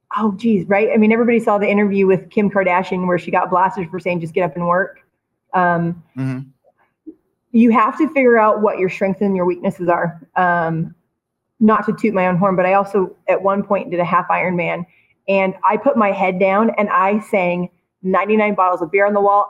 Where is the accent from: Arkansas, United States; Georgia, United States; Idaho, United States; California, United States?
Idaho, United States; Twin Falls; also born or lived in Kimberly, Idaho; I'm not from Boise. I'm from Kimberly and Twin Falls